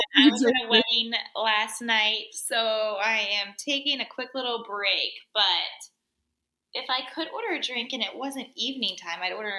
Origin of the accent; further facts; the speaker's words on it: Wheeling, West Virginia, United States; moved away as an adult; now in Columbus, United States; I'm from Wheeling, West Virginia. It's only like 2 hours away, but I lived there for like 18 years and then moved here.